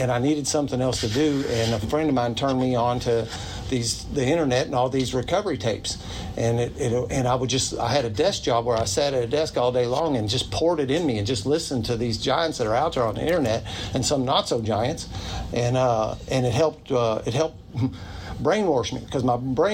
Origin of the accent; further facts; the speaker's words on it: New Albany, Indiana, United States; I'm from New Albany